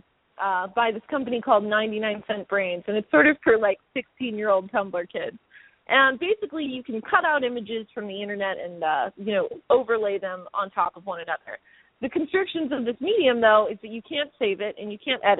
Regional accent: Los Angeles, California, United States; I'm from L.A. I'm from the Valley.

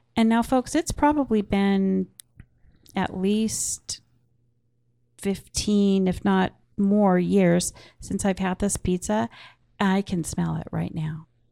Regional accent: Portland, Oregon, United States; I grew up in Portland, Oregon

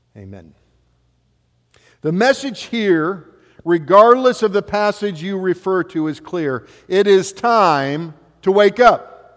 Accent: West Alexandria, Ohio, United States; growing up in West Alexandria, we had, you know, I was working out in fields with a, uh, a lot of the farmers all around us

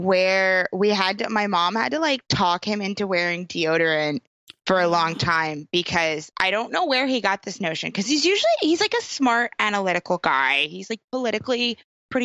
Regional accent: New York, United States; I grew up in New York State

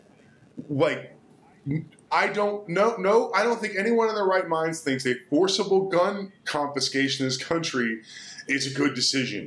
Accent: Texas, United States; as a Texan

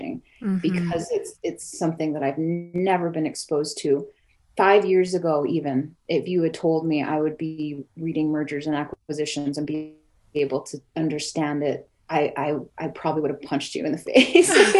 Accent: New Mexico, United States; also born or lived in Oklahoma / Mississippi; I'm Oklahoma Choctaw. Oklahoma is not our homeland. I grew up in New Mexico.

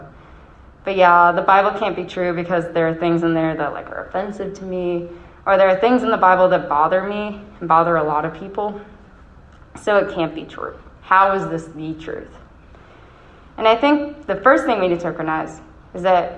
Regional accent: Rochester, New York, United States; accent: Rochester; my Rochester accent

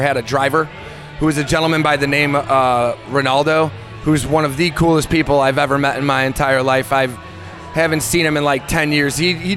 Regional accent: Midwest, United States; growing up in the Midwest

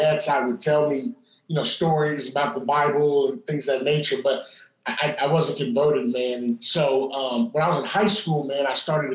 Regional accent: Terre Haute, Indiana, United States; moved away as an adult; also born or lived in Louisville, Kentucky; now in Indianapolis, United States; I was in my hometown of Terre Haute, Indiana

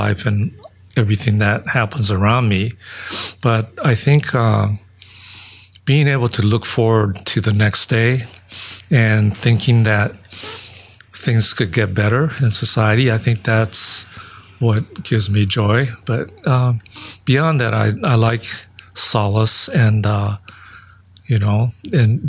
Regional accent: Los Angeles, California, United States; born or raised there; also born or lived in Japan

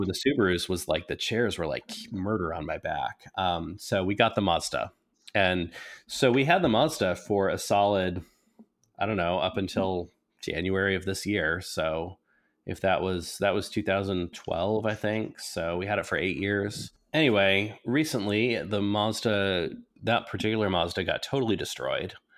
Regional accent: New England, United States; also born or lived in Oklahoma; now in Wisconsin, United States; I was, um, born in New England

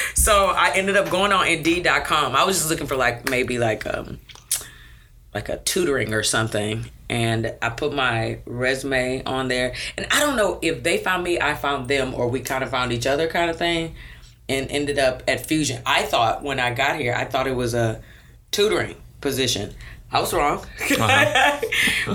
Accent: Brazoria County, Texas, United States; also born or lived in South Houston, Texas; when I was a little girl, we moved south of Houston to Brazoria County. So I grew up in Brazoria County.

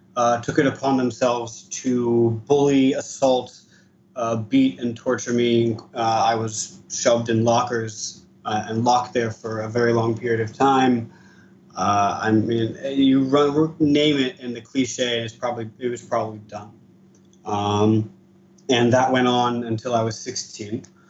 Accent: East Coast of the US, United States; now in Israel; I was born and raised in the East Coast of the US.

